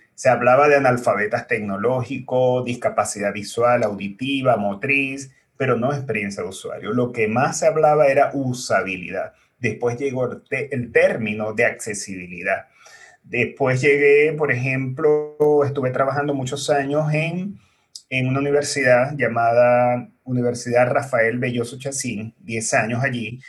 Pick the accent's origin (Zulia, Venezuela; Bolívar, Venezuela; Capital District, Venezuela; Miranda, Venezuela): Zulia, Venezuela; Maracaibo; moved away as an adult; now in Chile; mi país, que es Venezuela, en la ciudad de Maracaibo